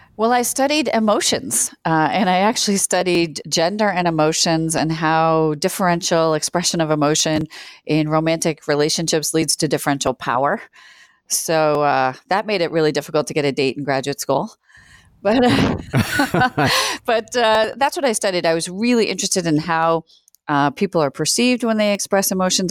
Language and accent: English; Worcester, Massachusetts, United States; also born or lived in New Zealand; now in Chicago, United States; I grew up in Worcester, Massachusetts, uh, which is a city of about one hundred eighty thousand people outside of Boston.